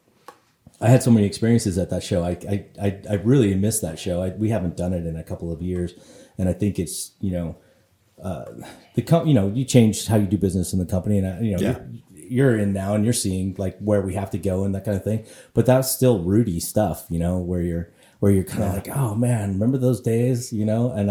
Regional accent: Colorado, United States; moved away; also born or lived in San Diego; I grew up in Colorado

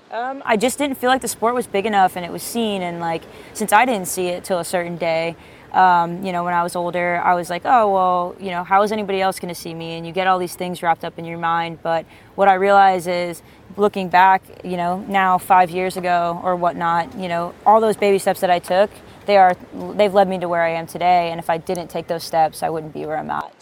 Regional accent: East Coast, United States; I grew up on the East Coast

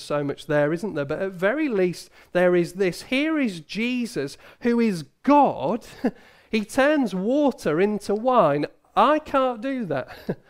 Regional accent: Hull, Yorkshire and the Humber, United Kingdom; My brother had the privilege of meeting the Queen. He was a young lad. We grew up in Hull.

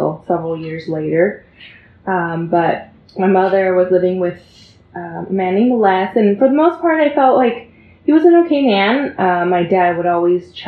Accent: San Jose, California, United States; I grew up in San Jose, California

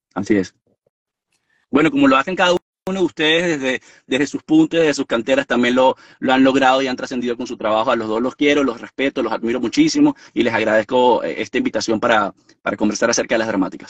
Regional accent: Venezuela; moved away as an adult; yo no vivo en Venezuela desde hace 6, 7 años y tengo todo el derecho de ir a mi país

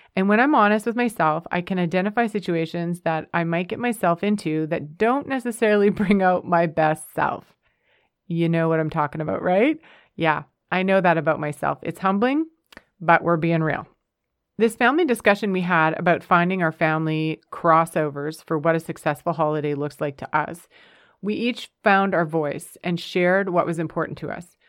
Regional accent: Canada; moved away as an adult; also born or lived in United States; We're a Canadian family, but we thoroughly enjoyed our five years in the United States.

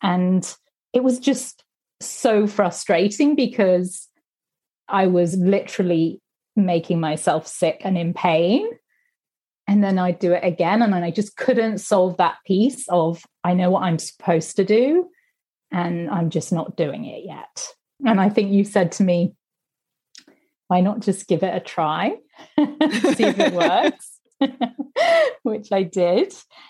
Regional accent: Singapore; also born or lived in Manila, Philippines / Hong Kong / Sydney, Australia / Tokyo, Japan; So I was born in Manila. I grew up in Singapore mostly.

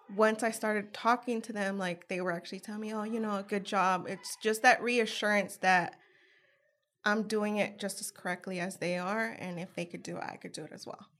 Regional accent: San Jose, California, United States; moved away as an adult; now in Richmond, United States; I'm originally from San Jose, California

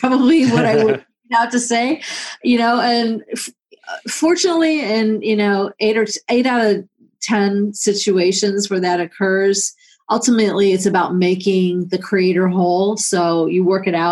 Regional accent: Cleveland, Ohio, United States; my hometown of Cleveland

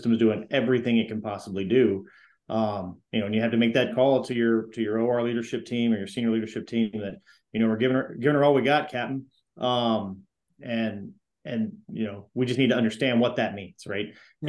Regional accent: Florida, United States; now in Dallas, United States; I came from Florida and I thought I knew what hot and wet felt like until I got to Dallas.

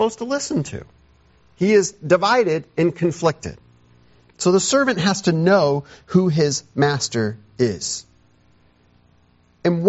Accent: United States; as an American

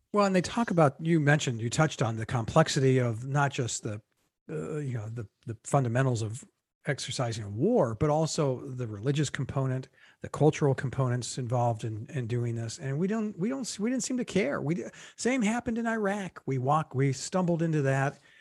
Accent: United States; as an American

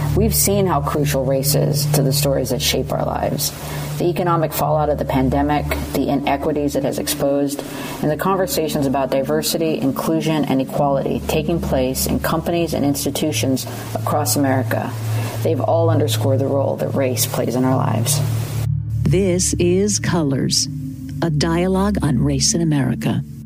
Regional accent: Texas–Mexico border, United States; now in New York City, United States; I was raised on the Texas Mexico border, but I live in New York City now

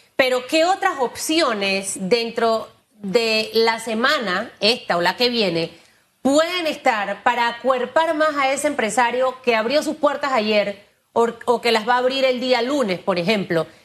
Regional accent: Panama; los panameños sí podemos hacer las cosas bien

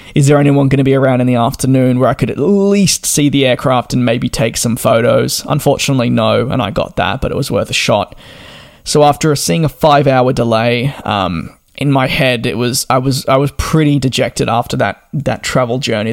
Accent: Melbourne, Victoria, Australia; moved away; also born or lived in London; I'm from Melbourne, and while we get four seasons in one day

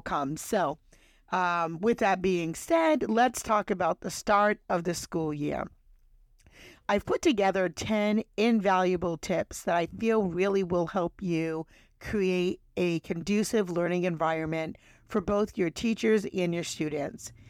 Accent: New England, United States; I'm from New England

